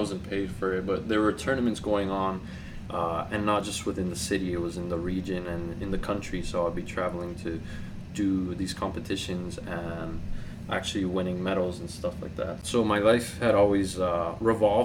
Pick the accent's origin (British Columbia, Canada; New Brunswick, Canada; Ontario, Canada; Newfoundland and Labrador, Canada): Ontario, Canada; Toronto; also born or lived in Bogota, Colombia; I've been living in Toronto since 2007, but I'm originally from Bogota, Colombia. So I was born and raised there. I came here when I was about 9 years old